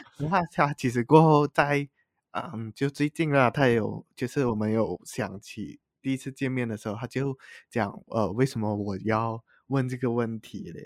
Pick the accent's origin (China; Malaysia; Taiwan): Malaysia; Penang; moved away; 回去我的家乡